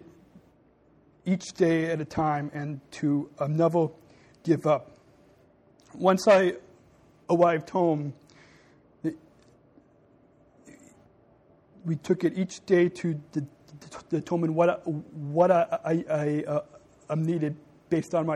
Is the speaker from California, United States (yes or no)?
yes; Long Beach, California, United States; I was born in Long Beach, California